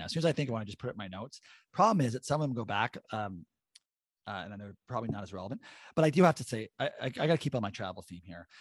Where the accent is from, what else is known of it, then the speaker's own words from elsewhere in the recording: Canada; I'm a Canadian